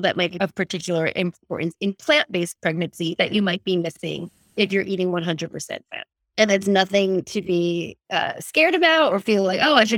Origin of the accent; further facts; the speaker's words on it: East Coast of America, United States; moved away as an adult; also born or lived in California; now in Australia; I'm from the East Coast of America, like, and an Italian family